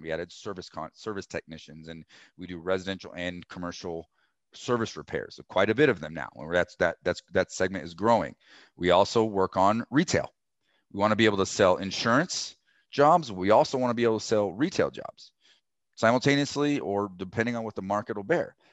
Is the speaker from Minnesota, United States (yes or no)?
no; Colorado, United States; I'm from Colorado. I was born and raised here